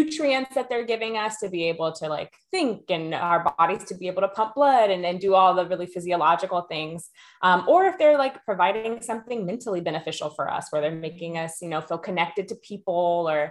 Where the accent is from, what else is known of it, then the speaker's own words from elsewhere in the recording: Texas, United States; now in Oakland, United States; I am originally from Texas, a proud Texan, as most Texans are, but currently living in Oakland, California